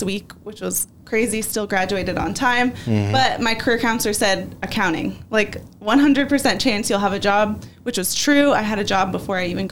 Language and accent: English; California, United States; moved away as an adult; also born or lived in North Carolina / Arizona; I'm from California. That's my home. That's my family